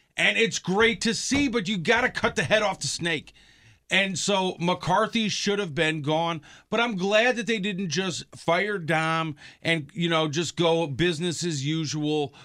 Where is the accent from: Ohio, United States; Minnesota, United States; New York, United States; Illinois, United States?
Illinois, United States; Chicago; now in Wisconsin, United States; when I was growing up and everything, I always listened to sports talk radio in Chicago